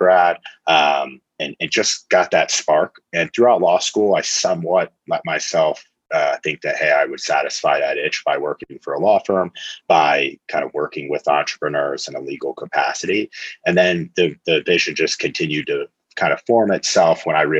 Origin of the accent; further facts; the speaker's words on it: Lincoln, Nebraska, United States; moved away; I'm from Lincoln, Nebraska originally